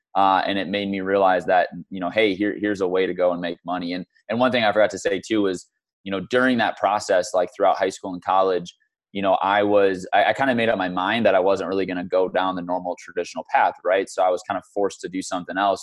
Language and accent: English; Michigan, United States; moved away as an adult; also born or lived in St. Louis, Missouri; now in Scottsdale, United States; was brought to Michigan when I was in second grade with my family. Um, grew up in Michigan pretty much my entire life until just over a year ago when I moved out here to Scottsdale.